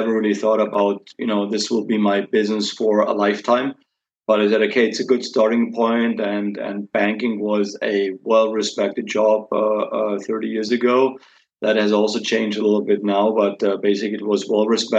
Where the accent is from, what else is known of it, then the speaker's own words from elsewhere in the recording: Regensburg, Bavaria, Germany; I was born in Regensburg, actually 50 years ago now. Grew up in Regensburg, lived most of the time in Regensburg